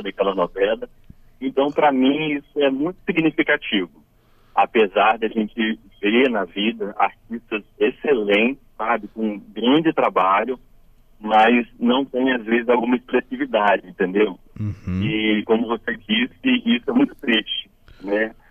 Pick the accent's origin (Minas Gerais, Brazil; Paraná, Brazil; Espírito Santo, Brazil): Espírito Santo, Brazil; Cachoeiro de Itapemirim; eu nasci em Cachoeiro, moro ainda em Cachoeiro